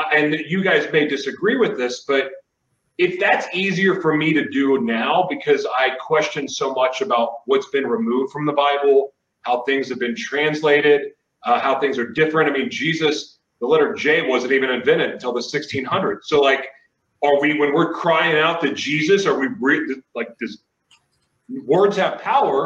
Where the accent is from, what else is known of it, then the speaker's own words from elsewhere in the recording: Oklahoma, United States; one of the churches I grew up in Oklahoma